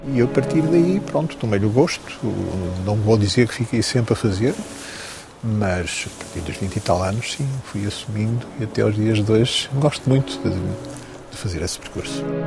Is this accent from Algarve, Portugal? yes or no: no; Maia, Porto District, Portugal; Nasci em Águas Santas, Maia, junto à circunvalação, no Porto